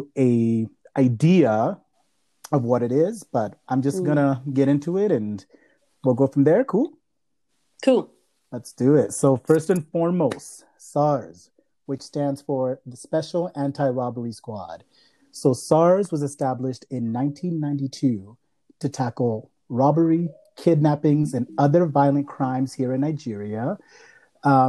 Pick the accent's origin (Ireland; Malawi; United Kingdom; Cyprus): Malawi; now in Canada; I am from Malawi. So we are two Africans living here in Canada